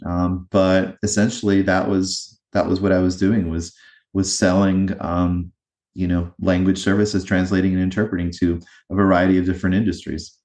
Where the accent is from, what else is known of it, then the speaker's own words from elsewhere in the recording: eastern North Carolina, United States; also born or lived in New Jersey; I grew up in a small town in eastern North Carolina